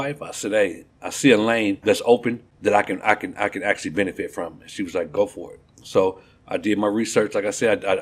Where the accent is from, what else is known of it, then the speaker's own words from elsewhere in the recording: Kankakee, Illinois, United States; moved away as an adult; now in Texas, United States; I'm originally from Kankakee, Illinois. Small town outside of Chicago, about 45 minutes south of Chicago, Illinois. Born and raised there.